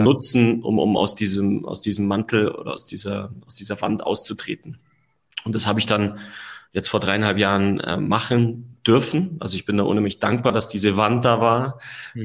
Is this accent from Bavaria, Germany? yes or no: yes; Allgäu, Bavaria, Germany; ich bin gebürtiger Allgäuer. Ja, habe ähm, da eine tolle Kindheit erlebt